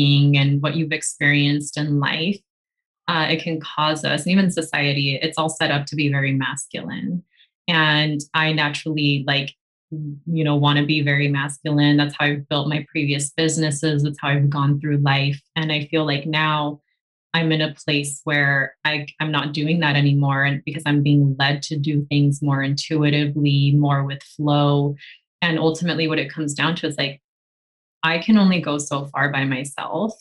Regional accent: California, United States; I consider myself Mexican, even though I was born in the US.

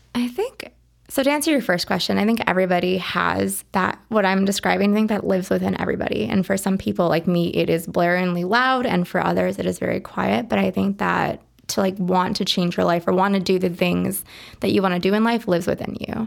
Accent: Berwyn, Illinois, United States; also born or lived in Lockport, Illinois / Dubai; now in Chicago, United States; I grew up in Berwyn, the Berwyn Sisto area. Um, for my high school years, I lived in Lockport

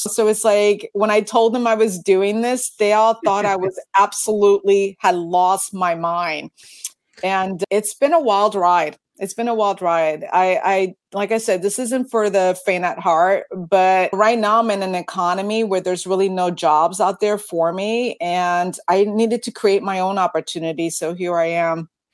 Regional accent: East Coast, United States; moved away as an adult; now in Washington, United States; I grew up on the East Coast.

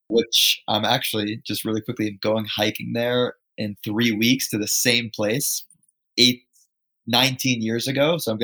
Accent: New York, United States; I grew up just outside of New York City.

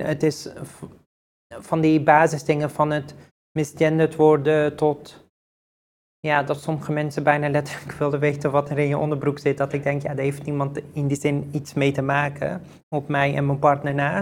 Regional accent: Netherlands; ik ehm, hier ben geboren en getogen in Nederland

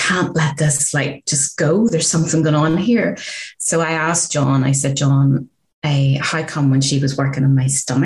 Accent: Northern Ireland, United Kingdom; growing up in Northern Ireland during the height of the Troubles

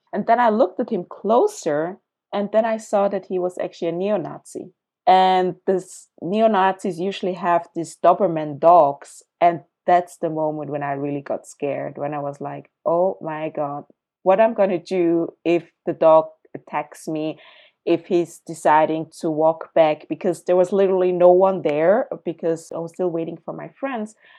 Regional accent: Zurich, Switzerland; also born or lived in Accra, Ghana; I was born in Ghana, in Accra, when I was three years old. My family, basically my mom, migrated with me to Zurich, Switzerland, to another continent, to a very white community where I grew up.

